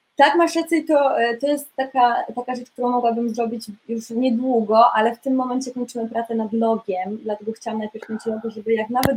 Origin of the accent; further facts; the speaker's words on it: Poland; moved away as an adult; also born or lived in Munich; now in London, United Kingdom; w Polsce miałam dosyć już taką rozwiniętą karierę taneczną i aktorsko też już się zaczynało działać ale wyjechałam z Polski